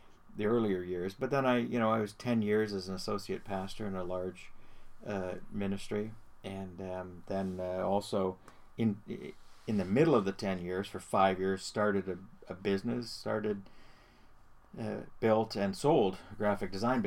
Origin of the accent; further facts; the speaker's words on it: Burlington, Ontario, Canada; I was born and raised in Burlington and spent most of our lives there.